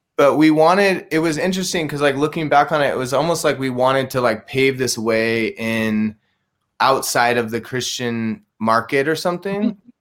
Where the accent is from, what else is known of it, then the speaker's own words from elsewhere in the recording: San Luis Obispo, California, United States; also born or lived in Bishop, California; I grew up in um, uh, mostly in San Luis Obispo, California. I was born in Bishop, kind of near Mammoth Mountain, and then I. When I was really young, we moved to San Luis Obispo